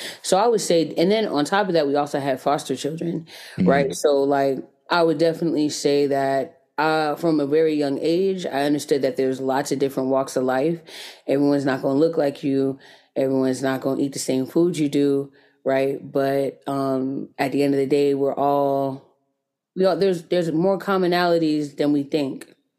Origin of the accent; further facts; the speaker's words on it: Jonesboro, Georgia, United States; now in Atlanta, United States; So yeah, that's where I'm from. I was raised in Jonesboro, Georgia, just south of Atlanta.